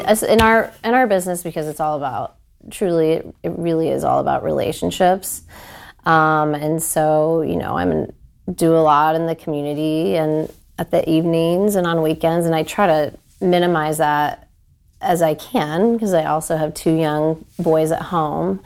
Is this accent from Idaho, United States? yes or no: no; Wooster, Ohio, United States; moved away as an adult; also born or lived in Nashville, Tennessee; now in Columbus, United States; I grew up in Worcester